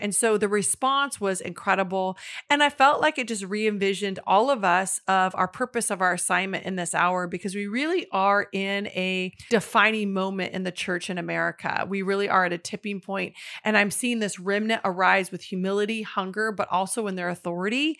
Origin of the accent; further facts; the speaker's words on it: the Northwest, Pacific Northwest, United States; I'm actually from the Northwest.